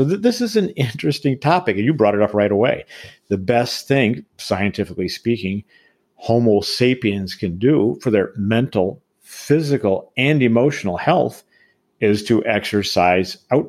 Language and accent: English; Boulder, Colorado, United States; my hometown of Boulder, Colorado